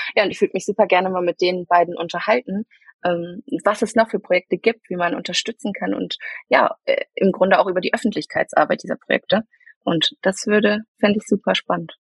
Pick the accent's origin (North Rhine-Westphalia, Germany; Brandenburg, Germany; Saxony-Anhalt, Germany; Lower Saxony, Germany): North Rhine-Westphalia, Germany; Bielefeld; also born or lived in Münster; aufgewachsen bin ich in Bielefeld äh, und geboren tatsächlich in Münster